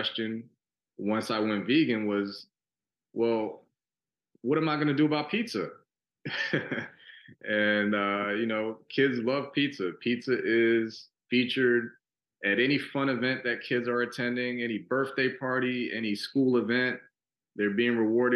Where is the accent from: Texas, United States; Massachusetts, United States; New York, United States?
New York, United States; New York City; now in Houston, United States; growing up in New York City, I grew up in Brooklyn and the Bronx.